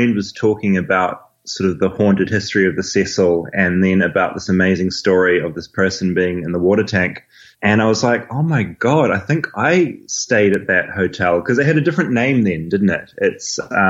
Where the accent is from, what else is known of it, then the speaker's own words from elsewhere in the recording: New Zealand; I'm a journalist from New Zealand.